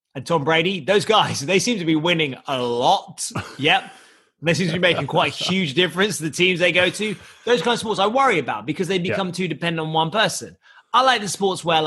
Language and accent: English; England, United Kingdom; I am English